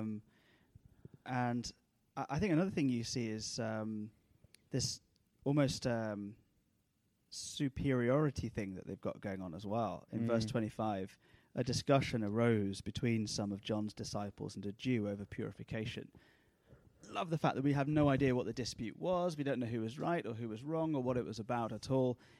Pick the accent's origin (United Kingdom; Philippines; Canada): United Kingdom; as a Brit